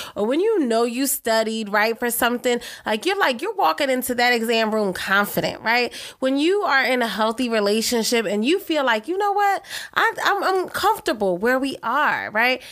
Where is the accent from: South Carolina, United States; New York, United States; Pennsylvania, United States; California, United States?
Pennsylvania, United States; Philadelphia; I'm originally from Philadelphia